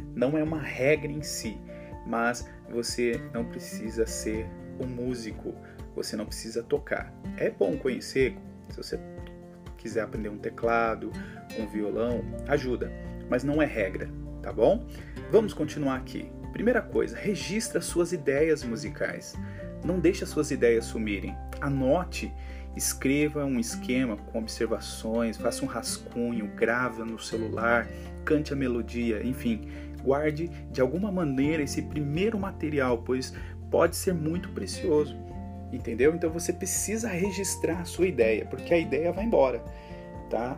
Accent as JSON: {"language": "Portuguese", "town": "Americana", "region": "São Paulo", "country": "Brazil", "said": "sou de Americana, São Paulo"}